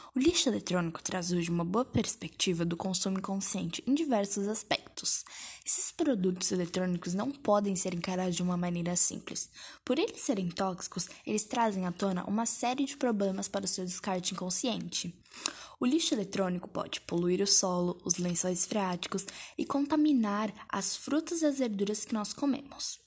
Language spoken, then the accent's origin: Portuguese; Brazil; nós somos brasileiros